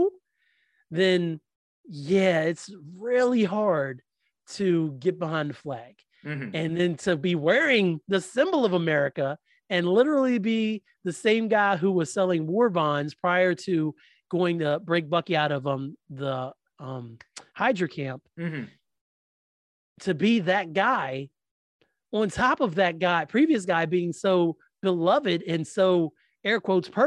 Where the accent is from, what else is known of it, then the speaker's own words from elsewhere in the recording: West Virginia, United States; I was born in Virginia. I was raised in West Virginia.